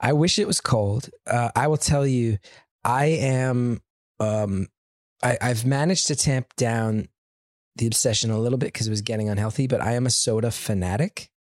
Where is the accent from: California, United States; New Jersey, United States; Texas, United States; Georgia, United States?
New Jersey, United States; growing up in New Jersey and doing comedy in New York